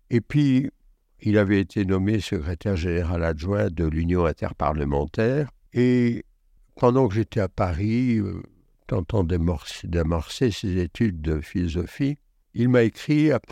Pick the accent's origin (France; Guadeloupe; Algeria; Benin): Algeria; also born or lived in Belgium; le début de mon enfance s'est déroulé en Belgique et davantage en Algérie. J'y suis né, j'ai été à l'école euh, enfantine en Belgique.